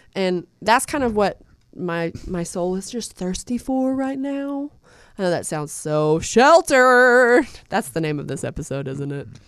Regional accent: Soddy-Daisy, Tennessee, United States; I grew up in Saudi Daisy

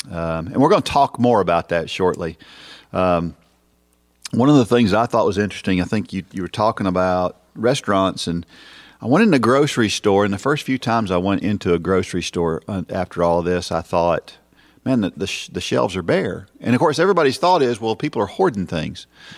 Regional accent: Massachusetts, United States; I am from Massachusetts. In fact, I grew up just two towns over from where the marathon starts.

